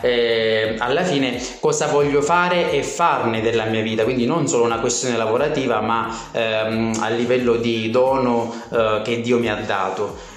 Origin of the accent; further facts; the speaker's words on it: Gela, Sicily, Italy; moved away; ventisette anni, eh, vengo da Gela, una bellissima città della Sicilia.